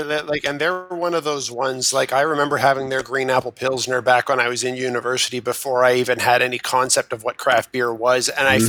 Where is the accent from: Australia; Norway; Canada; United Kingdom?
Canada; Burlington, Ontario; now in Ottawa, Canada; from my hometown of Burlington, Ontario.